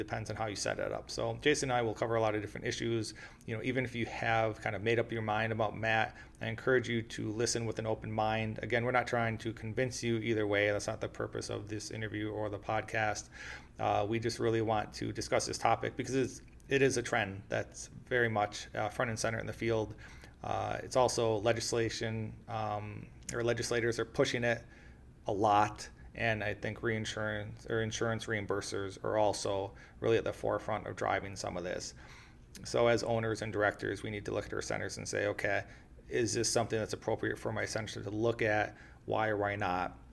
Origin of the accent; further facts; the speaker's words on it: Oshkosh, Wisconsin, United States; moved away; I'm actually from Wisconsin originally as well. So I'm from Oshkosh.